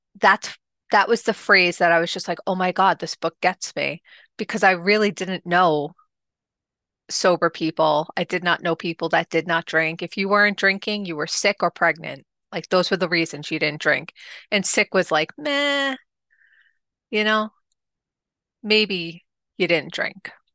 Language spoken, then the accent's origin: English; New York City, New York, United States; also born or lived in Staten Island; originally, I am from Rockaway, which is in Queens, New York.